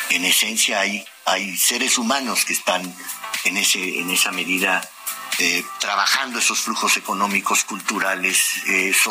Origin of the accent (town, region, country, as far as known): Mexico